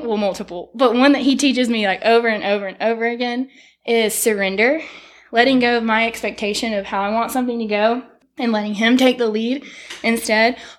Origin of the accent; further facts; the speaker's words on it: Tupelo, Mississippi, United States; moved away as an adult; also born or lived in Starkville, Mississippi; now in Fairhope, United States; we were from Tupelo before that. So we're very thankful to really have three places that feel like home